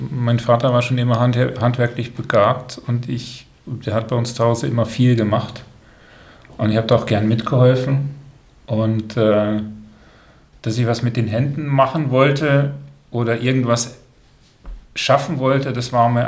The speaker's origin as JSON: {"language": "German", "town": "Brussels", "region": "Brussels-Capital Region", "country": "Belgium", "tie": "born or raised there", "said": "Ja, bin dort aufgewachsen."}